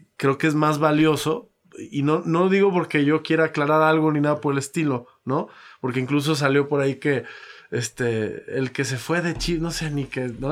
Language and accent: Spanish; Mexico; como mexicano